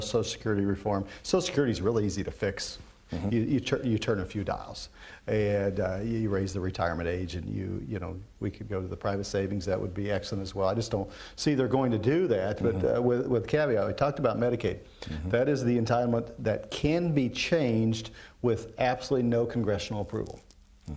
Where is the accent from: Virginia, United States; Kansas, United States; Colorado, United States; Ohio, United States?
Kansas, United States; my home state of Kansas